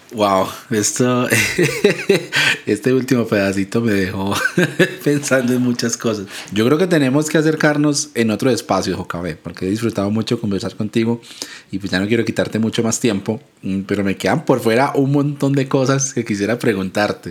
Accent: Ibagué, Tolima, Colombia; now in Medellín, Colombia; Vivo en Medellín, pero soy de una ciudad de, más pequeñita al centro del país, se llama Ibagué, nací en Ibagué

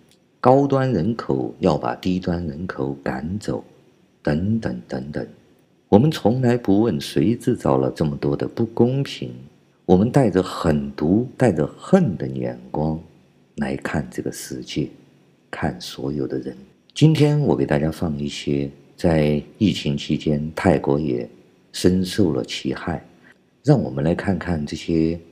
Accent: China; 我们中国人不仅受到的是一种仇恨教育

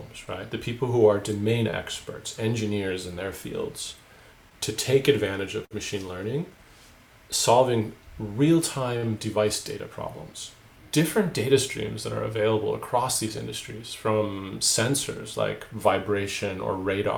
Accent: Michigan, United States; moved away as an adult; also born or lived in Oulu, Finland; now in Finland; in 1996, actually, when I moved from Michigan to northern

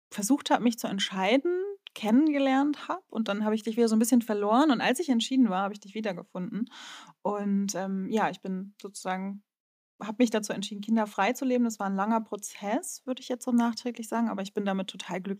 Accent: Northern Germany, Germany; wie man schon hört, Norddeutsche, gebürtiges Ostseekind und ich, ich liebe die Ostsee.

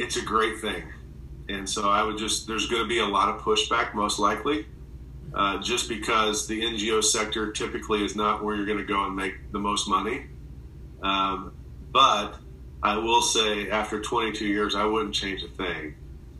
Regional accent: Indiana, United States; I'm a Hoosier. I'm from Indiana

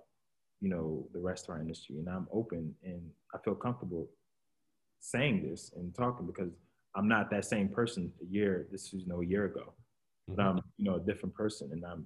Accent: Philadelphia, Pennsylvania, United States; We're all from Philly

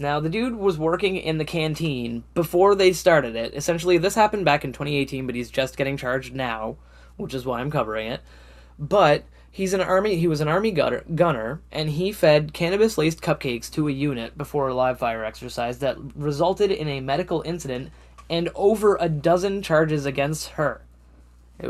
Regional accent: Canada; my home country, my home and native land, oh Canada

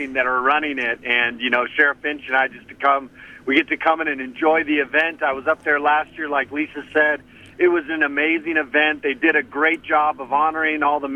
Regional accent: Arizona, United States; also born or lived in Hawaii; I was born in Hawaii, and I'm from Arizona

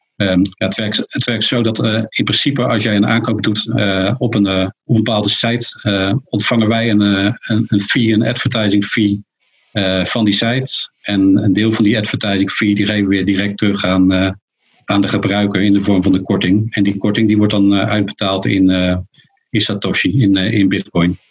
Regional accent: near Rotterdam, South Holland, Netherlands; ik kom uit de buurt van Rotterdam.

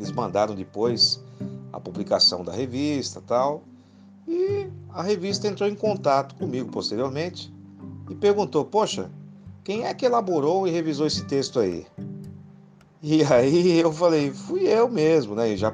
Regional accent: Guarujá, São Paulo, Brazil; now in São Bernardo do Campo, Brazil; Nasci em São Paulo, fui criado no Guarujá e atualmente moro em São Bernardo do Campo desde 1996

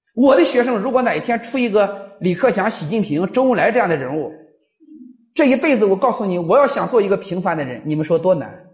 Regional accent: China; 咱们中国人的思维方式给西方有点儿不一样

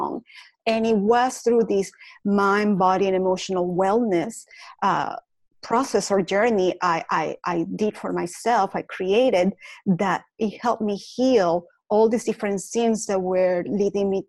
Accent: Caracas, Capital District, Venezuela; English is a second language; moved away as an adult; now in United States; I was born in Caracas, Venezuela

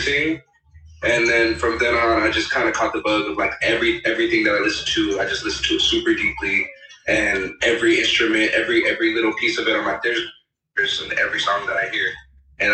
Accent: Los Angeles, California, United States; I'm really from the Valley, so I tell everybody I'm from

